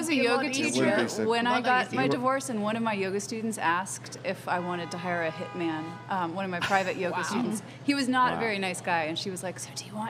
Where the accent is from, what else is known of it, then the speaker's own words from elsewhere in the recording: Charlottesville, Virginia, United States; now in New Orleans, United States; I grew up in Charlottesville, Virginia